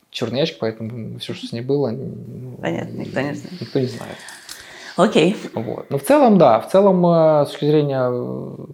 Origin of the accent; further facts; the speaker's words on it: Russia; now in Netherlands; мы из России?